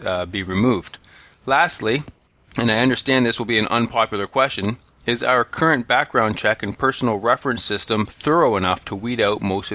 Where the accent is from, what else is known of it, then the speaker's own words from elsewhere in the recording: Canada; We are Canadian